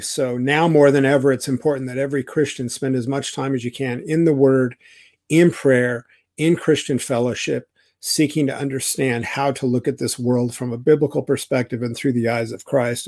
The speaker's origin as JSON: {"language": "English", "region": "Idaho", "country": "United States", "said": "I'm from Idaho"}